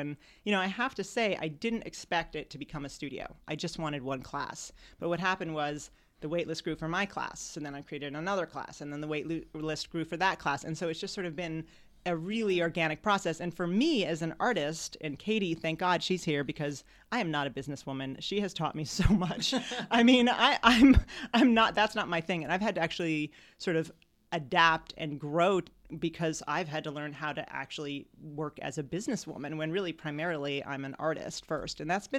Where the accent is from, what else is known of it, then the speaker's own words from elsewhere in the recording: New York, United States; And I said, listen, I'm from New York.